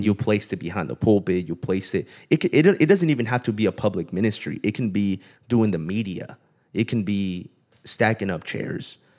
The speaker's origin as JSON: {"language": "English", "town": "Pomona", "region": "California", "country": "United States", "tie": "born or raised there", "also_born_or_lived": "Kerman", "moved": "as an adult", "said": "I grew up in Southern California in the L A area in a city called Pomona"}